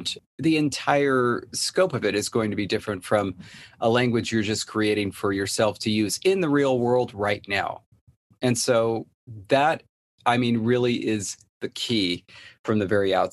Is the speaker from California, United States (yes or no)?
yes; Southern California, United States; Born and raised in Southern California